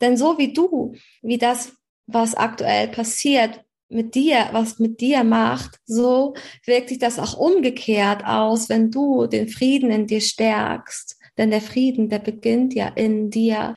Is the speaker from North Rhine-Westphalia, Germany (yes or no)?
no; Hamburg, Germany; Ich komme aus Hamburg